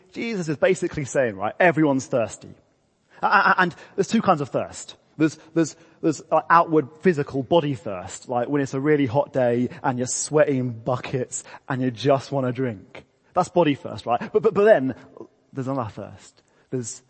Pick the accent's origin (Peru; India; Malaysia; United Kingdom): United Kingdom; England; I'm English